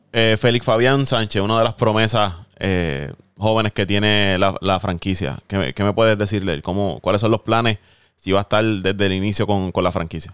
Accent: Puerto Rico

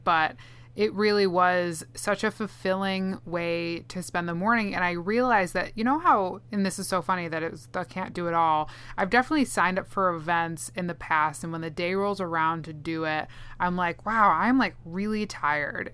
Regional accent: Minnesota, United States; accent: Minnesotan; my Minnesotan accent

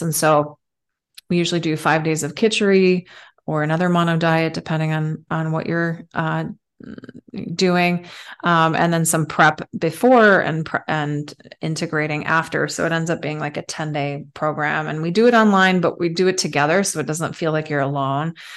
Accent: Switzerland; moved away; I'm, I'm from Switzerland originally

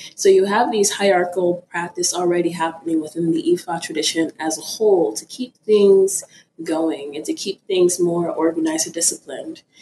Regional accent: Florida, United States; also born or lived in Ibadan, Nigeria; I am Nigerian. I was born in Nigeria in Ibadan City. I immigrated to a small little town in Florida when I was around four years old

